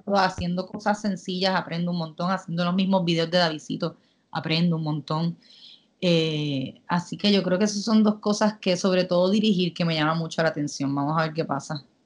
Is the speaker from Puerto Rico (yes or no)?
yes; Puerto Rico; moved away as an adult; also born or lived in Manchester, United Kingdom; me mudé de Puerto Rico